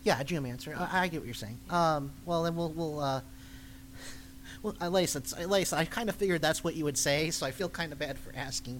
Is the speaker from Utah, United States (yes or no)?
no; Chicago, Illinois, United States; That used to be my home convention because I'm from Chicago.